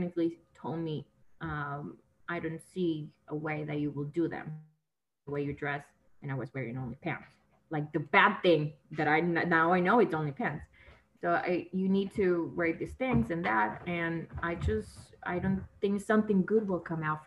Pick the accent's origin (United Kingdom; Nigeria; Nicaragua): Nicaragua; first language Spanish; English is a second language; moved away as an adult; now in Los Angeles, United States; I'm from Nicaragua, Central America, and I moved here to Los Angeles because my mom lives here